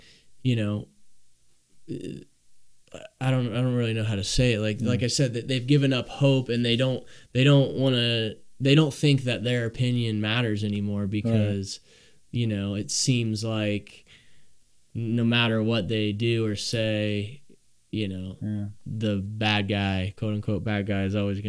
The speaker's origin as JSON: {"language": "English", "region": "Ohio", "country": "United States", "tie": "born or raised there", "said": "I mean, I was born and raised in Ohio, and I mean, I've traveled quite a bit, you know, but I've never really lived outside of Ohio"}